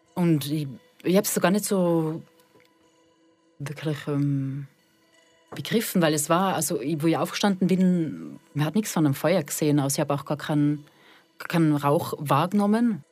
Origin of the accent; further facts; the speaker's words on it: Austria; moved away as an adult; also born or lived in Switzerland / Bühl; now in Fribourg, Switzerland; ich bin eigentlich aus Österreich, bin aber seit 2013 in der Schweiz.